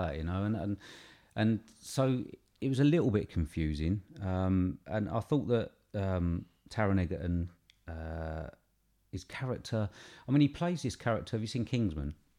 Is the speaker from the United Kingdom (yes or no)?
yes; England, United Kingdom; we're British